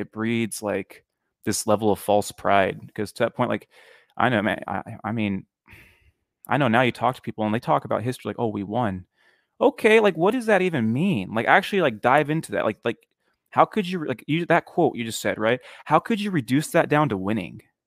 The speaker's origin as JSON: {"language": "English", "area": "near Sacramento", "region": "California", "country": "United States", "tie": "born or raised there", "said": "I grew up in a town that is pretty religious"}